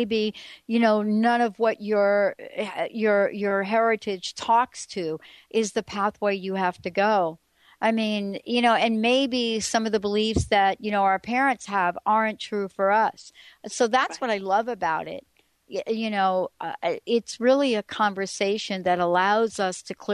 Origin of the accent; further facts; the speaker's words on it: New York City, New York, United States; moved away; I grew up in New York